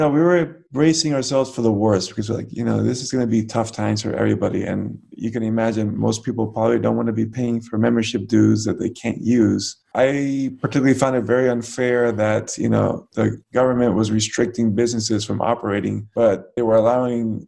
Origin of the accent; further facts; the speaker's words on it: United States; as an American